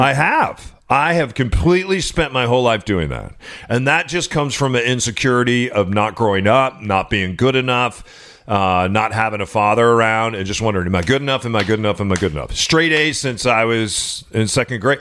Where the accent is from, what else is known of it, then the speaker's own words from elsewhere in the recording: Seattle, Washington, United States; the streets of my hometown